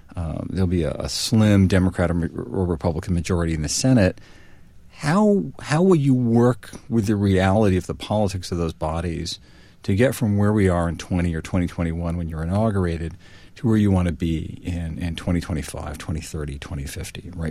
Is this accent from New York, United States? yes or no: no; New Haven, Connecticut, United States; I grew up in New Haven, Connecticut